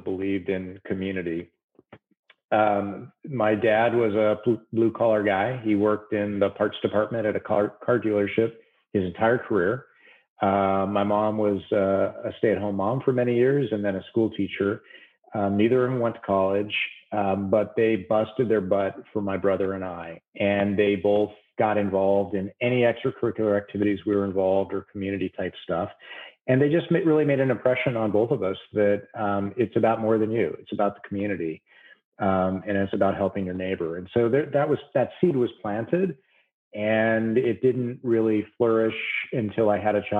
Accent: San Francisco Bay Area, California, United States; moved away as an adult; also born or lived in upstate New York / Washington, D.C. area; now in Southern California, United States; I'm from the Bay Area

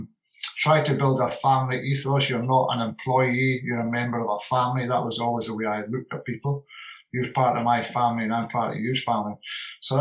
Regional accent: Bowmore, Scotland, United Kingdom; also born or lived in Glasgow; born and raised in Beaumont

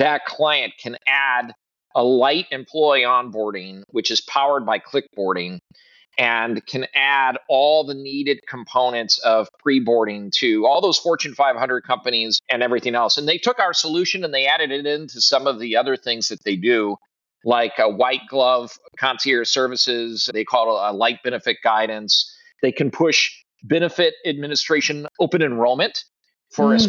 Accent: Midwest, United States; also born or lived in Southeast US; now in Southeast, United States; I'm a Midwesterner originally. Somehow I made it to the Southeast, where weather is slightly better.

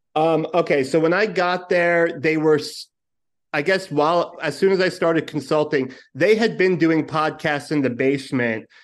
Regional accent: New York City, New York, United States; moved away as an adult; born and raised Brooklyn, and then, uh, two years ago, I took the dive and came to this, uh, cesspool

